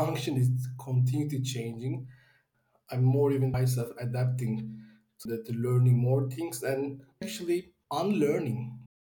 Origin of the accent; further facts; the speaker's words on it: Istanbul, Turkey; I'm originally from Turkey, Istanbul